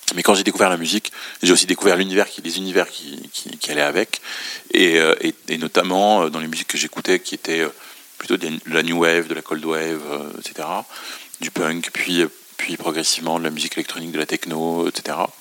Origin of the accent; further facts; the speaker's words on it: Beirut, Beirut Governorate, Lebanon; now in France; je suis né et j'ai grandi à Beyrouth